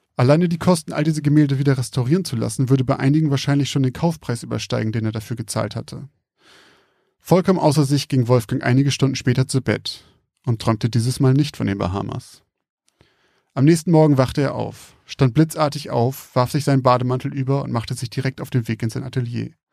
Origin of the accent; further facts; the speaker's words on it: a village near Bremen, towards Rotenburg, Lower Saxony, Germany; ich komme ja aus der Gegend vom Dorf um Bremen rum, Richtung Rothenburg